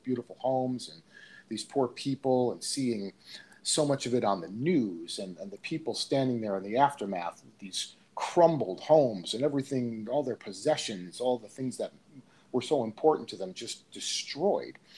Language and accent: English; Seaside Park, New Jersey, United States; I grew up in that town. I grew up in Seaside Park